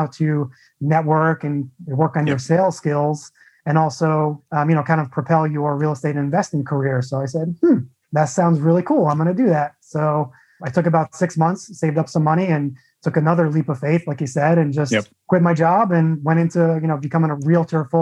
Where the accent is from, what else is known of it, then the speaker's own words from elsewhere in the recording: Long Island, New York, United States; moved away as an adult; also born or lived in Arizona / San Diego, California; now in Phoenix, United States; I was born and raised in Long Island, New York. So I'm a true New Yorker